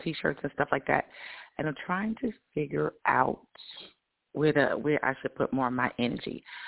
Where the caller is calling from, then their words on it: Georgia, United States; I'm from Georgia.